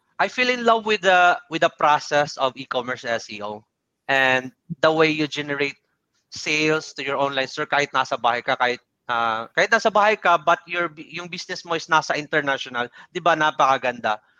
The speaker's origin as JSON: {"language": "Tagalog", "area": "Bisaya", "region": "Visayas", "country": "Philippines", "second_language": "Tagalog", "said": "hindi ako magaling magtagalog. Bisaya kasi ako, so yung yung pagtagalog ko is panot-panot"}